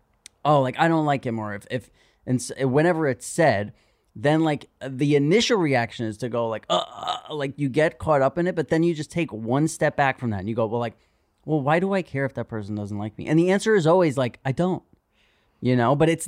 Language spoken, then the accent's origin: English; New York City, New York, United States; It's another thing about growing up in New York City.